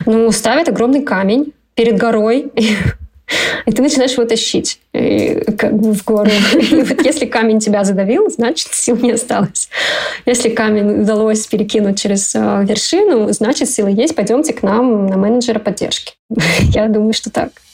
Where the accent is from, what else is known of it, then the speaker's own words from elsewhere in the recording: Kazakhstan; moved away; я родом из Казахстана